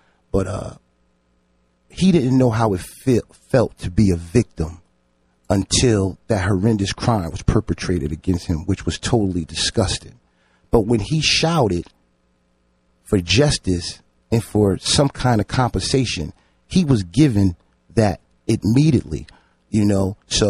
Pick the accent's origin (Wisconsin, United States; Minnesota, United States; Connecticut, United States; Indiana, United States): Connecticut, United States; New Haven; I grew up in, I was born in Franklin Street Projects, and then from there I just expanded. I just moved, but I literally grew up in Franklin Street Projects.